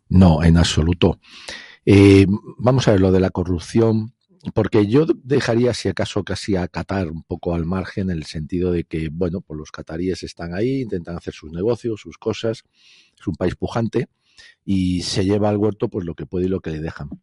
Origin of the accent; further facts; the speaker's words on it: Spain; nosotros, europeos españoles, españoles europeos